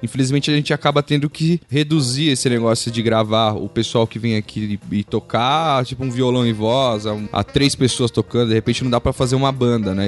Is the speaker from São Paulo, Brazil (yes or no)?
yes; São Paulo, Brazil; eu sou de São Paulo, capital, nascido aqui.